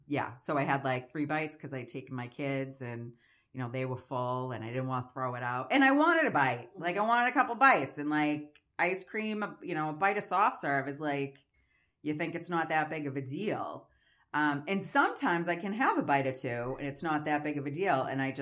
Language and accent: English; Massachusetts, United States; I'm from Massachusetts.